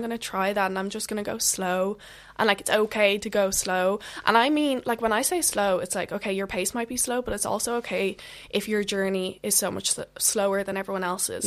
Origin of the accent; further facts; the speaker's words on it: just outside of Dublin, Leinster, Ireland; I'm from Ireland, just outside of Dublin.